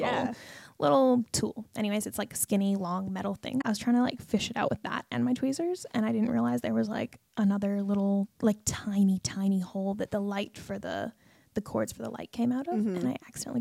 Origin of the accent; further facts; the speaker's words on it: Canada; now in Australia; growing up in Canada